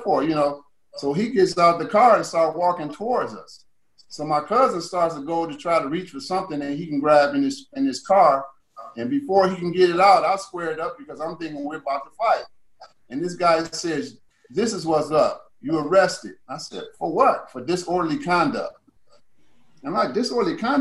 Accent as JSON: {"language": "English", "town": "Cleveland", "region": "Ohio", "country": "United States", "tie": "born or raised there", "said": "I grew up in Cleveland, Ohio, in the housing project where I was born."}